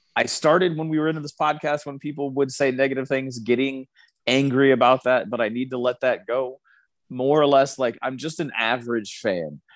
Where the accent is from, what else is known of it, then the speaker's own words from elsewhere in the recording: Indianapolis, Indiana, United States; we're from Indianapolis.